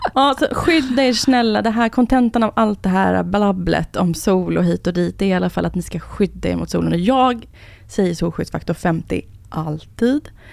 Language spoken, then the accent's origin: Swedish; Enhörna, Stockholm County, Sweden; Jag är uppvuxen i Enhörna, som ligger utanför Södertälje